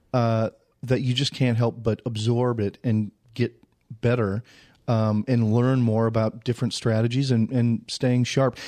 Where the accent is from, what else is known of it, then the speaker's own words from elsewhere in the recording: Saint Paul, Minnesota, United States; moved away as an adult; also born or lived in Nebraska / Winona / Los Angeles; I'm from Saint Paul. I went to Creighton Durham Hall High School